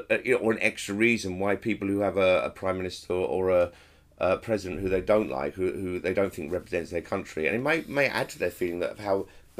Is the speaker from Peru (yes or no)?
no; England, United Kingdom; My status as an English person